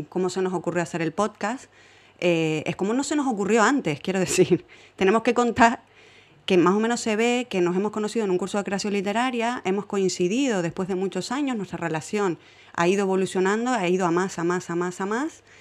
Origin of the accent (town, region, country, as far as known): Fuenlabrada, Community of Madrid, Spain